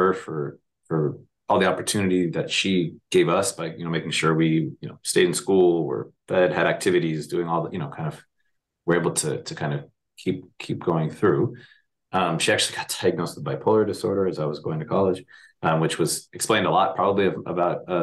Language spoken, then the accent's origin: English; Miami, Florida, United States; I grew up in Miami. I'm of Cuban descent